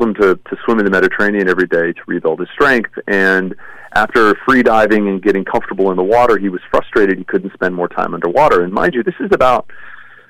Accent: Los Angeles, California, United States; first language English; I was actually born here in L.A. and spent most of my life in the United States

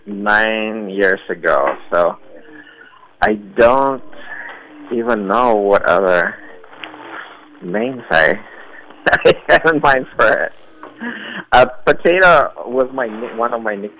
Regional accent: Russia; now in United States; being gay growing up in Russia

